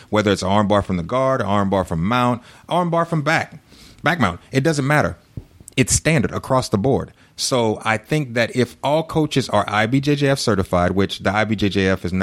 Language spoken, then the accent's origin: English; Louisiana, United States; moved away as an adult; now in Sugar Land, United States; my hometown, because this is where I was a cop. This is where I was born